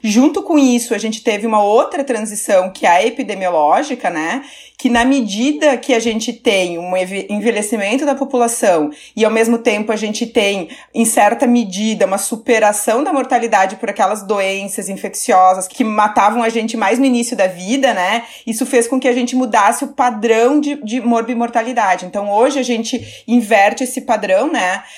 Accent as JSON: {"language": "Portuguese", "town": "Caxias do Sul", "region": "Rio Grande do Sul", "country": "Brazil", "tie": "born or raised there", "said": "Eu sou do interior do Rio Grande do Sul, né? De Caxias do Sul"}